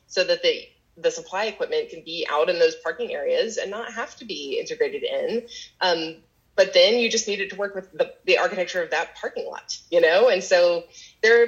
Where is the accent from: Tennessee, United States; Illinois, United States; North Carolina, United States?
Tennessee, United States; Knoxville; the network that produces the giveaway homes for HGTV is housed actually in my hometown. And so they do a lot of content recording here in Knoxville, Tennessee